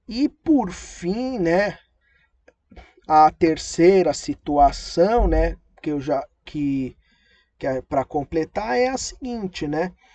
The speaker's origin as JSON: {"language": "Portuguese", "country": "Brazil", "said": "a gente somos brasileiros"}